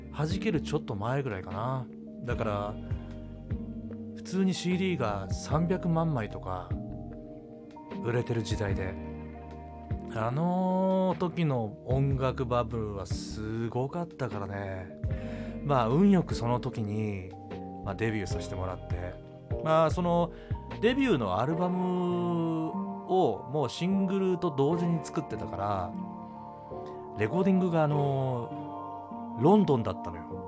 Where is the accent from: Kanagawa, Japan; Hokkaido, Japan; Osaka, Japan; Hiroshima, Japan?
Hiroshima, Japan; now in Tokyo, Japan; 僕あの広島出身で西の人間なんですね